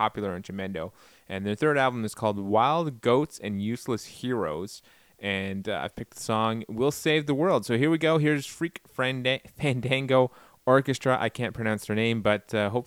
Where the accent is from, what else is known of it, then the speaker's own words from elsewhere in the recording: Canada; Being Canadian